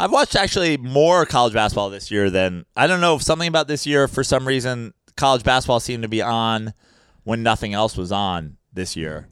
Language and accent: English; New York, United States; as a New Yorker